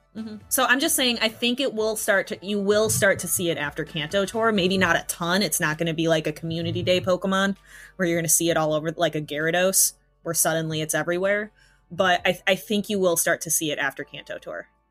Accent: United States; I'm from a small town, and people are definitely that charming. Like I'm from Podunk, USA

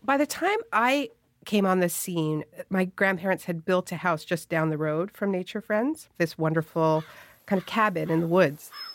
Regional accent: Canada; my whole family is American. I'm Canadian.

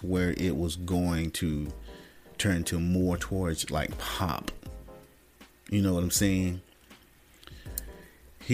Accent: the South, United States; I was from the South

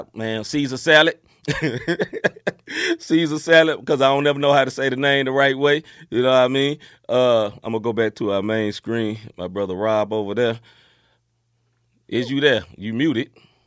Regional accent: Memphis, Tennessee, United States; moved away as an adult; now in St. Louis, United States; my hometown, Memphis, Tennessee

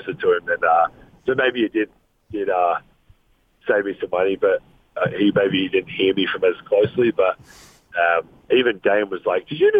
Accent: Australia; accent: Australian; my nicest Australian accent

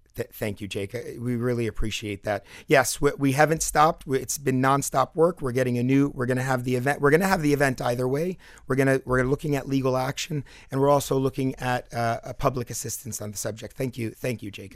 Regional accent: Palestine; now in South Florida, United States; I grew up in Palestine

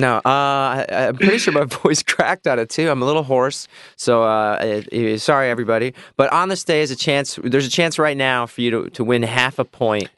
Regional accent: Midwest, United States; I grew up in the Midwest

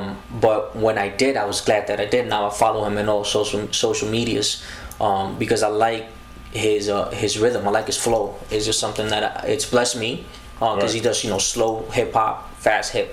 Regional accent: New York City, New York, United States; also born or lived in Costa Rica; Born in Costa Rica. I was raised in the Bronx, you know, not too far from here, Bailey Avenue

